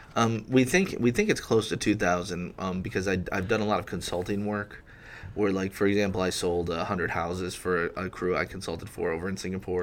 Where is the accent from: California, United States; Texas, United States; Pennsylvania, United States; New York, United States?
New York, United States; Rochester; moved away as an adult; also born or lived in Syracuse, New York; now in Memphis, United States; I was born in Rochester, um, graduated from an all-boys school there